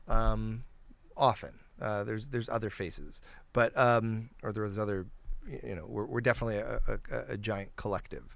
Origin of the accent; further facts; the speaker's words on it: Detroit, Michigan, United States; I grew up in Detroit.